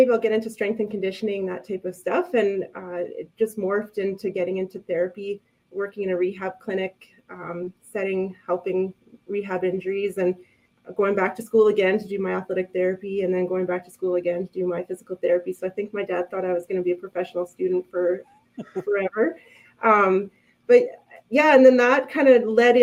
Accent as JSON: {"language": "English", "region": "Saskatchewan", "country": "Canada", "tie": "born or raised there", "moved": "as an adult", "lives_now": "Edmonton, Canada", "said": "I grew up in Saskatchewan"}